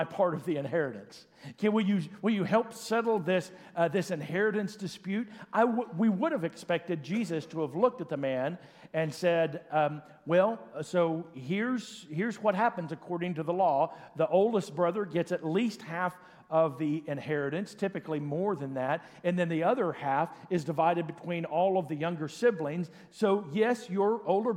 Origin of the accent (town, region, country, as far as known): Oklahoma, United States; born or raised there; also born or lived in Enid, Oklahoma